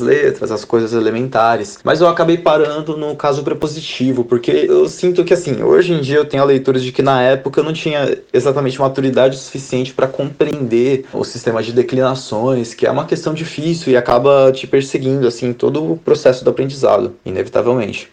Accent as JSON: {"language": "Portuguese", "country": "Brazil", "moved": "yes", "lives_now": "Russia", "said": "sendo brasileiro"}